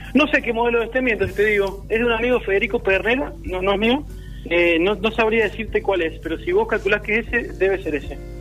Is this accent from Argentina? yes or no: yes; Santa Fe, Argentina; now in Mendoza, Argentina; Yo soy santafesino de nacimiento y mendocino por adopción